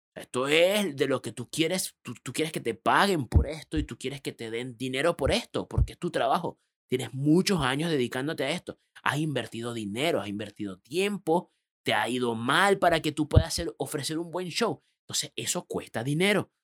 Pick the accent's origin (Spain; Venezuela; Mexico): Venezuela; moved away as an adult; also born or lived in Panama; now in Chile; por mi acento sabrán que no soy chileno, yo soy de otro país, yo soy venezolano.